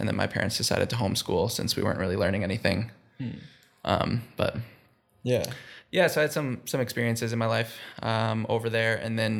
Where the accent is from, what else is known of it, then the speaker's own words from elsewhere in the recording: Minnesota, United States; born there; also born or lived in India; I was almost born in India. I was born here in Minnesota, and then I think I was like 3 months old when we moved to India for the first time. And so my first year and a half of my life was in India.